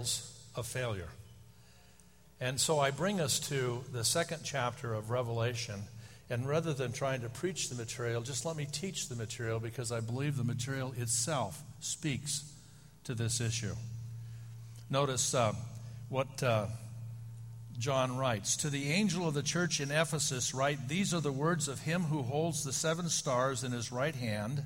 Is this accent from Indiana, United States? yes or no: no; Oakland, California, United States; the church was in Oakland. It was growing rapidly. They were moving from their location to another one because they had outgrown their facility. And the day I was born was the first day he was in the pulpit. I spent 27 years in that church. I grew up in that church